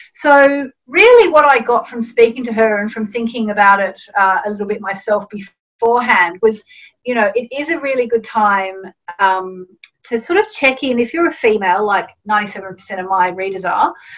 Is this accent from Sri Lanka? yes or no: no; Australia; I grew up in Australia